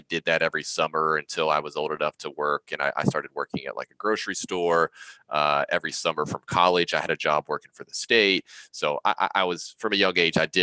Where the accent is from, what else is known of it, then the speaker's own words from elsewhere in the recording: West Virginia, United States; I grew up in West Virginia, not a super wealthy area.